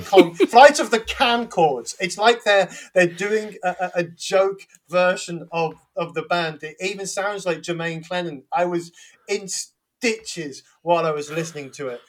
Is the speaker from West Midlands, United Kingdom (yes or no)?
no; London, United Kingdom; accent: Cockney; I, have been accused of being over Cockney on my on my greetings